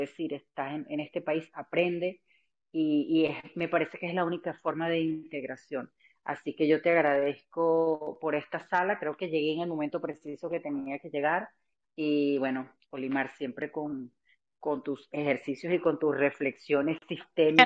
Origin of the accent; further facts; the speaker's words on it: Venezuela; moved away as an adult; now in United States; me tocó salir de Venezuela, eh, también estoy en los Estados Unidos